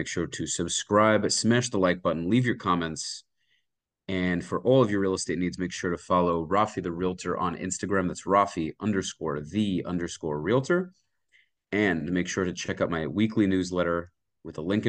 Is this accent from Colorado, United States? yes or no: no; New York City, New York, United States; I grew up in the Kensington Flatbush area of Brooklyn